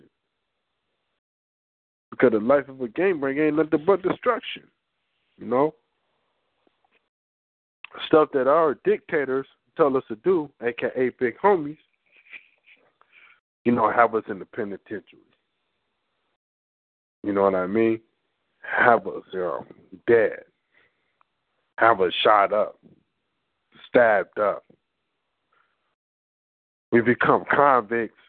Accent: California, United States; Growing up in Cali

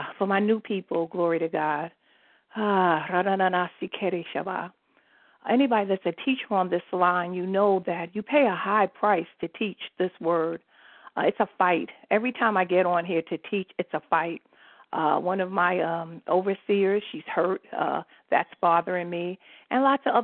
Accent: New York City, New York, United States; moved away as an adult; also born or lived in New Jersey; I'm from New York City

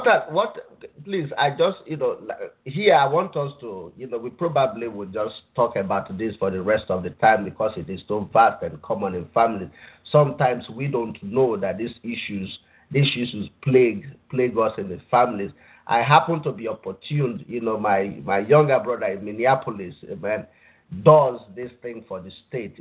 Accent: Nigeria; now in United States; I grew up in Nigeria

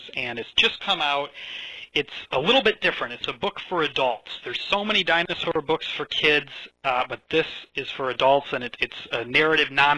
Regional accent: Chicago, Illinois, United States; moved away as an adult; now in Edinburgh, United Kingdom; I grew up around Chicago, but through the twists and turns of fate, I've found my way out here to Scotland

